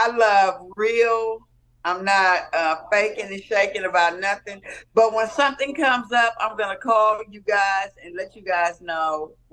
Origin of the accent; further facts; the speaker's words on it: Compton, California, United States; I was raised in Compton